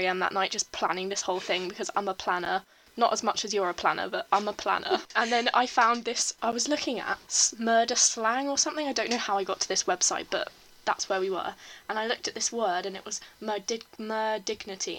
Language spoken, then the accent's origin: English; Cornwall, South West England, United Kingdom; now in Reading, United Kingdom; we're from Cornwall in the UK